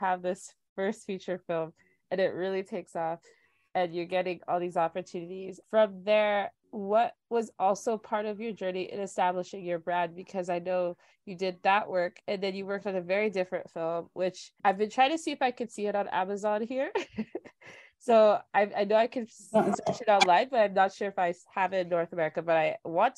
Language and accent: English; Nigeria; moved away; being a Nigerian youth out here